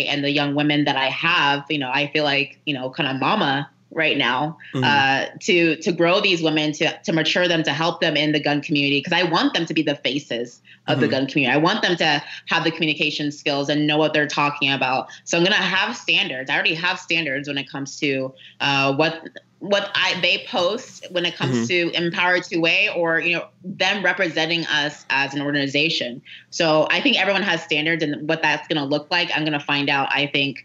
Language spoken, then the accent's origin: English; Carrollton, Texas, United States; moved away; I grew up in Carrollton, Texas.